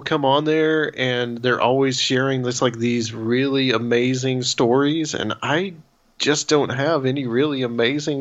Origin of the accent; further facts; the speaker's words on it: Chattanooga, Tennessee, United States; now in Nashville, United States; I live in Nashville now. I'm from Chattanooga.